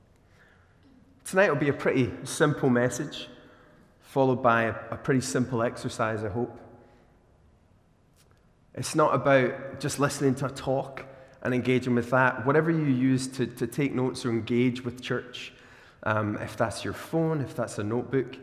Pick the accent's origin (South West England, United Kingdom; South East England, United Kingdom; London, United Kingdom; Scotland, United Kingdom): Scotland, United Kingdom; Glasgow; also born or lived in Australia; as a Glaswegian